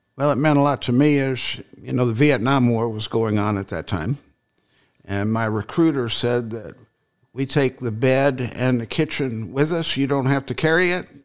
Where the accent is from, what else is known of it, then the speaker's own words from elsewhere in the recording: west coast of Florida, United States; moved away as an adult; also born or lived in New Jersey; now in Linville, United States; I grew up in, on the west coast of Florida, all the way through high school